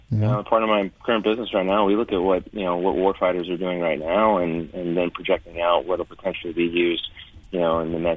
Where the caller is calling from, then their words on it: Los Angeles, California, United States; Los Angeles.